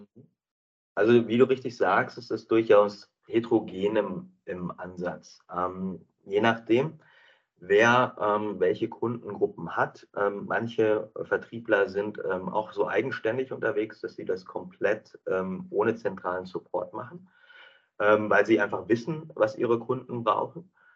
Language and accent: German; North Rhine-Westphalia, Germany; moved away as an adult; also born or lived in Bielefeld / England; now in Düsseldorf, Germany; aufgewachsen in Herzeburg-Klaus im äh, schönen Ostwestfalen